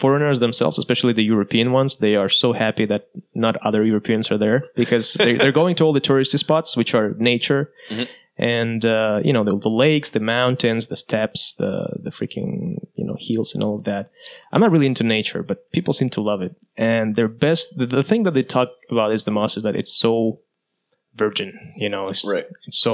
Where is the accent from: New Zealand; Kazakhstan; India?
Kazakhstan; I'm from Kazakhstan